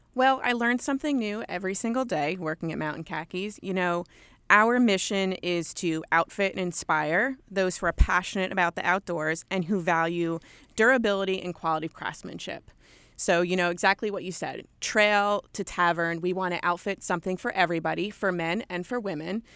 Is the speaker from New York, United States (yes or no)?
yes; Long Island, New York, United States; accent: thick New York; also born or lived in West Virginia; I am a born and bred New Yorker. I grew up in Long Island, New York